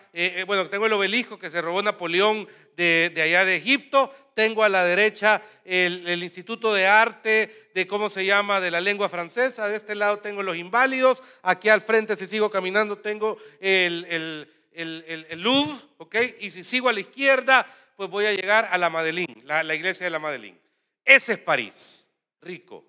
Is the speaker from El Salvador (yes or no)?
yes; El Salvador